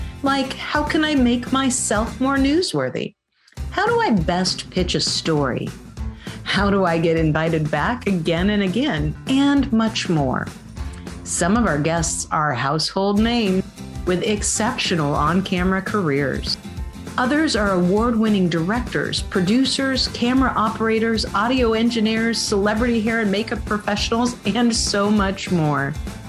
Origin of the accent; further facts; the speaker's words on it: Spokane, Washington, United States; We are a global society now, even when I came from Spokane, Washington.